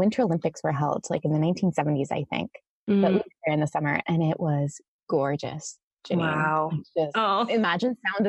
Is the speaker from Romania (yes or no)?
yes; Romania; also born or lived in Athens, Greece; now in Ohio, United States; I was born in Athens, Greece. I grew up as a missionary kid in Romania. I met my husband in fifth grade summer camp, and now we live in northeastern Ohio with our three children, ages 1.5 to 6.